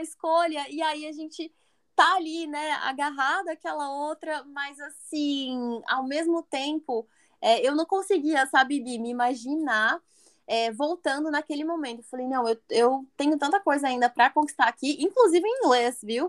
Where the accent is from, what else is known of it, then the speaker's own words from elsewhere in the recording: São José dos Campos, São Paulo, Brazil; moved away as an adult; now in Pennsylvania, United States; E no Brasil eu sou do interior de São Paulo, moro na cidade de São José dos Campos.